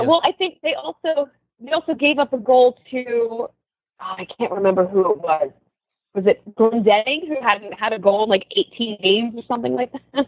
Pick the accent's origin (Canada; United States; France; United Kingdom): United States; Philadelphia, Pennsylvania; I'm from Philadelphia